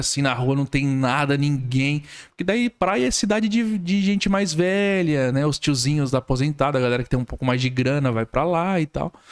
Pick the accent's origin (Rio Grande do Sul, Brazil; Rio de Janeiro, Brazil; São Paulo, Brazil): São Paulo, Brazil; Franco da Rocha; moved away as an adult; now in Criciúma, Brazil; eu sou nascido e criado em São Paulo.